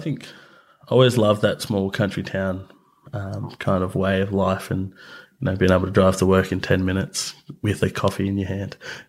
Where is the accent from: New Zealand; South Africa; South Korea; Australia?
Australia; Mornington Island, Queensland; But then on my mother's side as well, I'm also Lardil from Mornington Island.